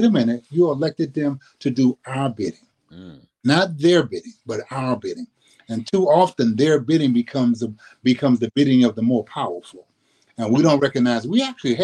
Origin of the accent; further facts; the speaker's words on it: New Orleans, Louisiana, United States; now in Sacramento, United States; I grew up in New Orleans, grew up in the Seven Ward, St. Bernard Projects in New Orleans